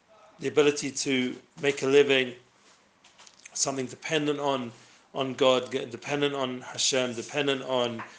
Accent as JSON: {"language": "English", "region": "London", "country": "United Kingdom", "tie": "born or raised there", "said": "I myself grew up in London"}